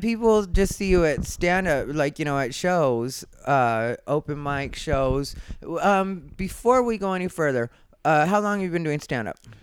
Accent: Arizona, United States; now in Los Angeles, United States; I'm from Arizona

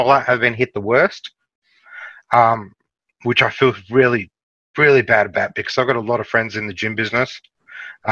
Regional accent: Melbourne, Victoria, Australia; I'm from Melbourne

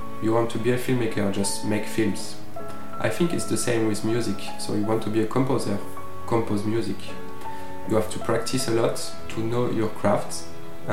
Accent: Provence-Alpes-Côte d'Azur, France; from Provence

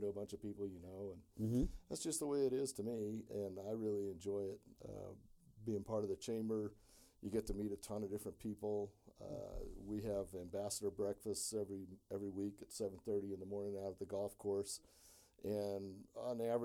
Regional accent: Carson City, Nevada, United States; also born or lived in Incline Village, Nevada / Reno, Nevada / Phoenix / southern Florida; I grew up in northern Nevada. I've been all over the place. I lived in Incline and Carson, went to high school in Carson, and been in Reno.

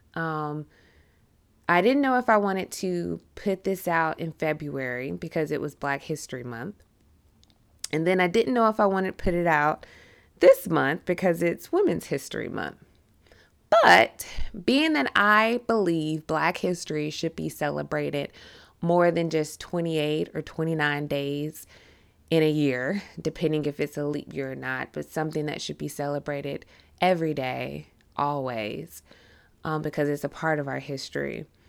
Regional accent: the South, United States; I am from the South.

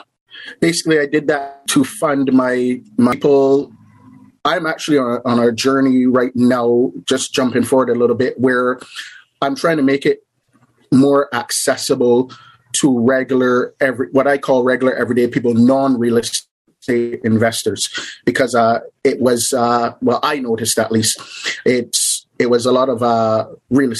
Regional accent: Barbados; moved away as an adult; now in Canada; I'm originally from a little island in the Caribbean called Barbados. Basically, I grew up there, and then I moved to Canada

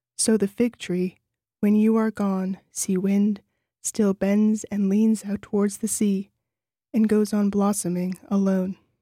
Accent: New Orleans, Louisiana, United States; moved away as an adult; now in Nelson, New Zealand; I grew up in New Orleans

